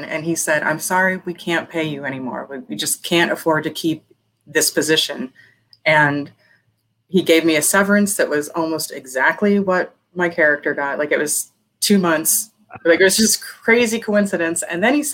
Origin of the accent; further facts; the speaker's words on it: Las Vegas, Nevada, United States; also born or lived in Pennsylvania; I am in Las Vegas. I was born in Pennsylvania. But I grew up in Las Vegas